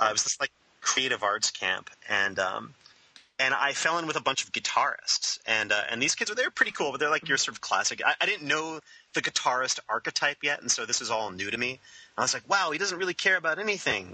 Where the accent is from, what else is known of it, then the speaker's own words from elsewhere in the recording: Long Island, New York, United States; I'm from Long Island